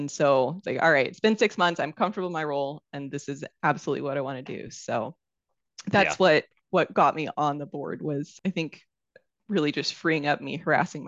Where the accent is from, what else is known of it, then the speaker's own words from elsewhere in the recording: Washington, United States; I grew up in Washington State.